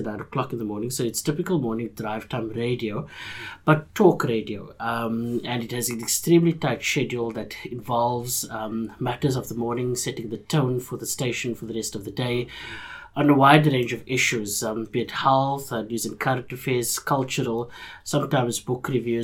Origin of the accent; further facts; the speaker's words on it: Cape Town, Western Cape, South Africa; I grew up in Bourne-Tiville, on the Cape Flats